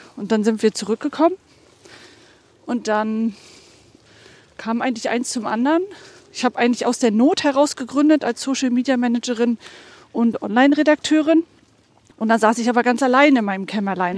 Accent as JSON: {"language": "German", "region": "Mecklenburg-Vorpommern", "country": "Germany", "moved": "yes", "said": "nach der Rückkehr nach Mecklenburg-Vorpommern"}